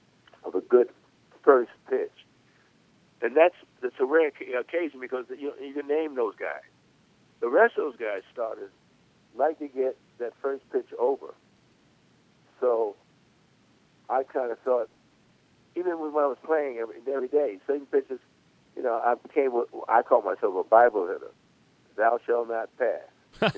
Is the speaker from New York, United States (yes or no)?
yes; New York City, New York, United States; I'm from Brooklyn